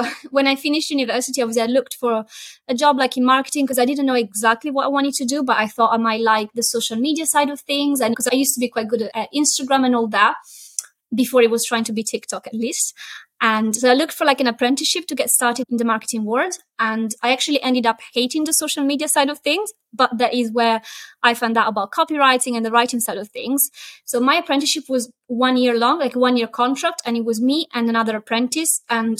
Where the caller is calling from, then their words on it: Chester, North West England, United Kingdom; So I'm based in Chester, which is a tiny Roman town in the north of England.